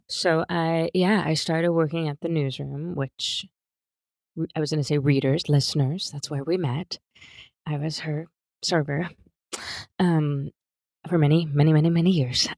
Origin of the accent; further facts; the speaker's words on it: Pennsauken, New Jersey, United States; moved away as an adult; also born or lived in Philadelphia / Cherry Hill; now in Santa Monica, United States; I was born in Philadelphia, and I grew up in South Jersey, um, a town right across the bridge in, from Philly called Pennsauken